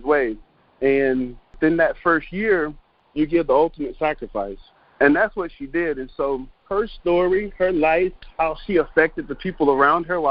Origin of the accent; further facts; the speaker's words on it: Fayetteville, North Carolina, United States; I am originally from Fayetteville, North Carolina.